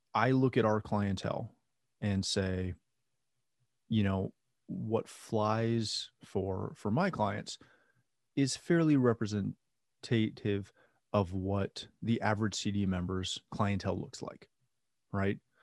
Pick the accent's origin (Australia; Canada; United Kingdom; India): Canada; I'm Canadian.